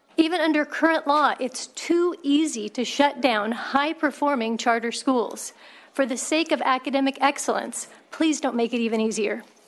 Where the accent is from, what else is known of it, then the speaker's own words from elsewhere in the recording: Dixon, California, United States; I founded a parent-run charter school in my hometown of Dixon, which is right down the road